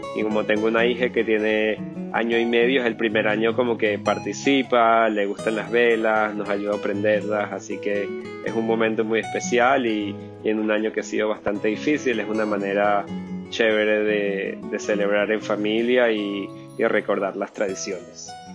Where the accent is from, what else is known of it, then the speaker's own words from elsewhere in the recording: Venezuela; Yo crecí en Venezuela y crecí judío